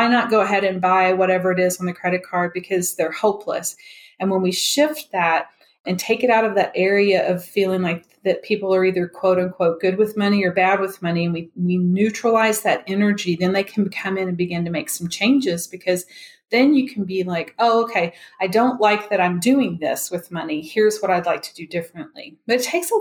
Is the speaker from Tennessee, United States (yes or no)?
yes; Memphis, Tennessee, United States; now in Denver, United States; I'm originally from Memphis, even though I'm in Denver